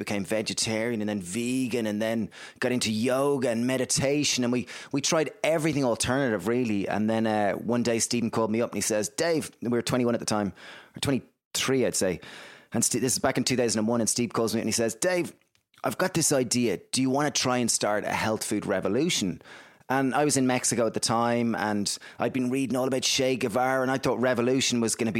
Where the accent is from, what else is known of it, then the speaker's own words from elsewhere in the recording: Greystones, Leinster, Ireland; So I guess we grew up in Greystones in Ireland. It's a small little town, about 20,000 people.